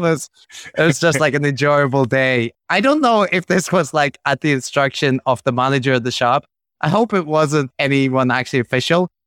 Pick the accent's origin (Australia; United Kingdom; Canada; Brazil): United Kingdom; Belfast, Northern Ireland; growing up in Belfast